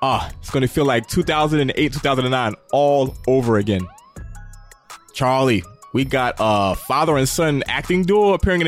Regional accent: Jamaica; I'm a Jamaican.

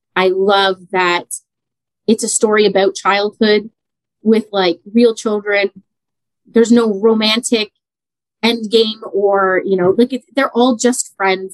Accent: Canada; I was born in Canada, but my mom was born in Italy. So I'm first mm. generation Canadian on her side

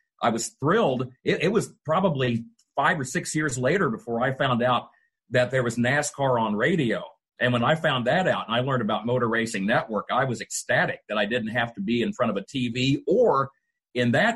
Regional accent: Altamont, Illinois, United States; Altamont, Illinois would become Zoom savvy, I mean, this is a town. My hometown is 2,000 people.

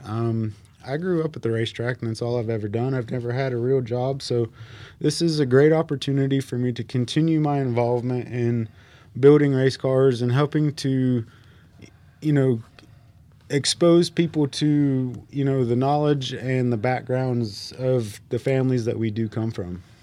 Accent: Harrisburg, North Carolina, United States; also born or lived in Mooresville, North Carolina; now in North Wilkesboro, United States; I'm originally from Harrisburg, North Carolina

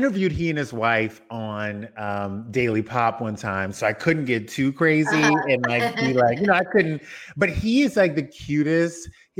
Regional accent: Louisiana, United States; I didn't think it was possible for us Louisianians to get there.

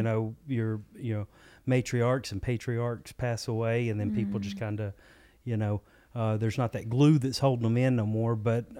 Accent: Cherokee, Alabama, United States; I'm actually from North Alabama, a little town called Cherokee.

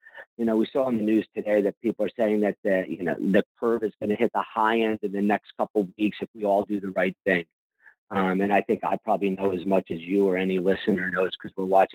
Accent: East Coast, United States; now in West Coast, United States; growing up on the East

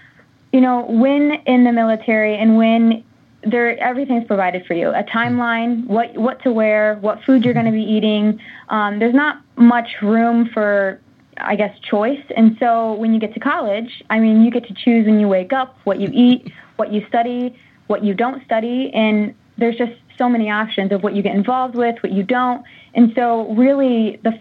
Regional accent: Monticello, Indiana, United States; My hometown is Monticello, Indiana

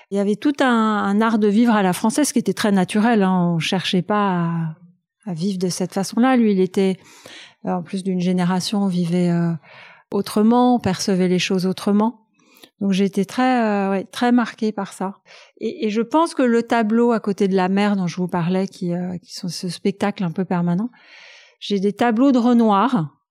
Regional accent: Paris, Île-de-France, France; Alors, je suis née à Paris, dans le 8e arrondissement

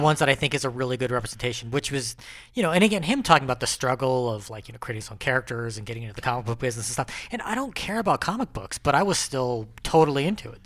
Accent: Pico Rivera, California, United States; I grew up in Pico Rivera, California

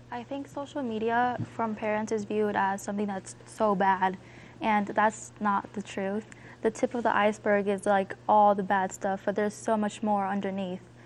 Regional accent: Denver, Colorado, United States; I'm 14 years old. I'm from Southwest Denver.

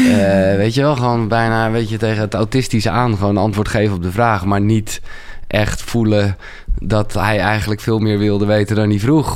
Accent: Haarlem, North Holland, Netherlands; geboren in Haarlem, 1977

